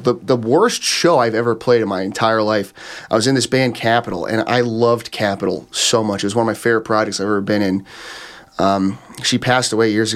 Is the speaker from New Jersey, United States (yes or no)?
yes; New Jersey, United States; born or raised there